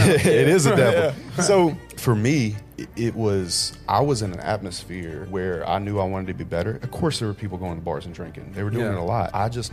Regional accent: Miami, Florida, United States; There's things that you understand about the world growing up in Miami.

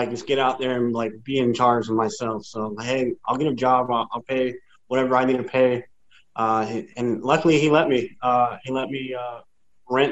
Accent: San Antonio, Texas, United States; born or raised there

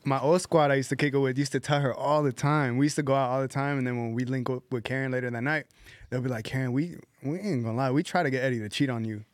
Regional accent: Palmdale, California, United States; also born or lived in Mission Hills, Los Angeles / Panorama City, Los Angeles; we moved to Palmdale, and then we grew up out, well, I grew up out there.

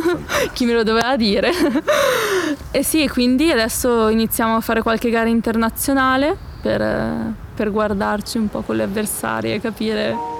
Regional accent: Palazzolo sull'Oglio, Lombardy, Italy; Siamo arrivati nel mio paese, a Palazzolo sull'Oglio

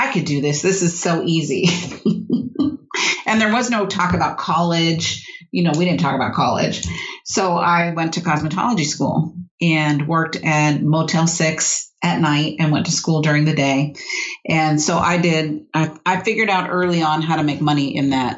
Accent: San Diego, California, United States; I grew up in California, mm-hmm. in San Diego

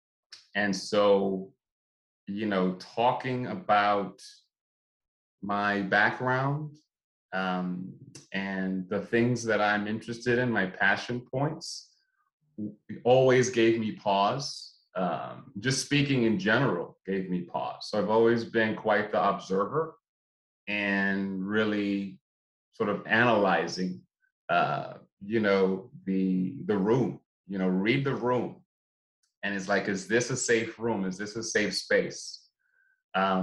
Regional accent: New York City, New York, United States; I'm from Brooklyn, 80s, 90s, Brooklyn, New York. Grew up in the hood.

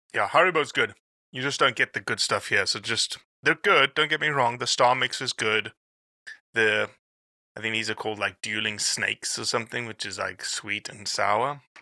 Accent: South Africa; moved away as an adult; now in United States; I'm still a South African

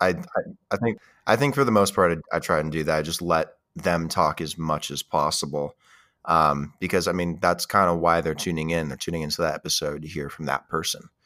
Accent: United States; as an American

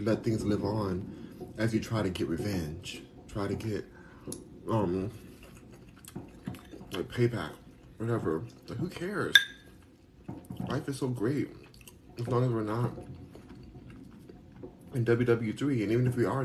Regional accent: United States; I'm American

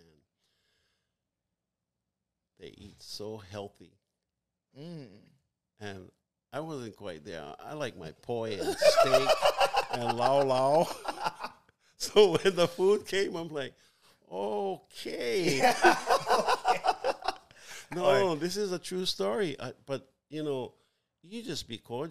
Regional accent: Hawaii, United States; we were as Hawaiian people

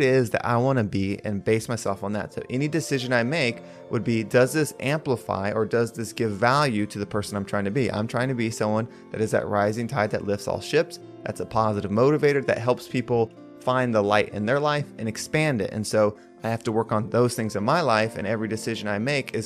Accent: United States; I was district manager in North and South Carolina, which is my hometown

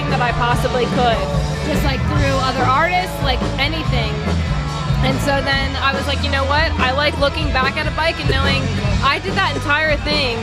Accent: Pennsylvania, United States; moved away; also born or lived in Texas; I'm originally born and raised in Pennsylvania

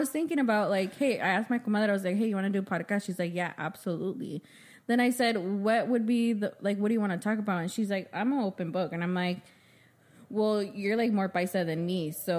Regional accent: United States; we're Chicanas, you know, exactly. We're Mexican American. Mm-hmm. We have both cultures.

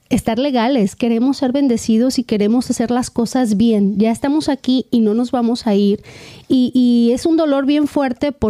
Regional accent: Mexico; Bueno, Beto y yo aquí nos, nos sentimos como venimos de México, Beto y yo nos sentimos como misioneros, ¿no?

